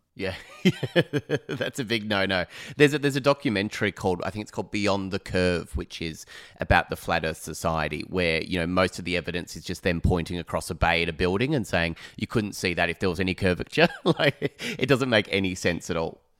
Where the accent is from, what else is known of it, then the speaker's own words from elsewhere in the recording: Phillip Island, Victoria, Australia; moved away; I'm from Phillip Island originally